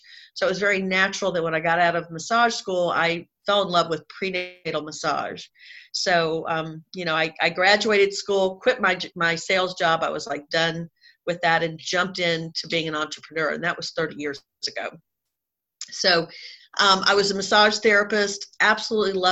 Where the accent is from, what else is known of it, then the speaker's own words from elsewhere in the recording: Jacksonville, Florida, United States; accent: Southern; So I grew up in Jacksonville, Florida. So I've been a Southern girl my whole life, if you can't tell from listening to my the accent of my voice.